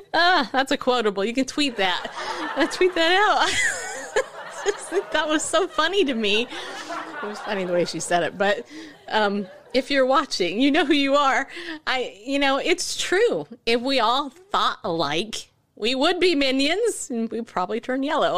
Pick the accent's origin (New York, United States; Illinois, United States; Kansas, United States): New York, United States; I'm from New York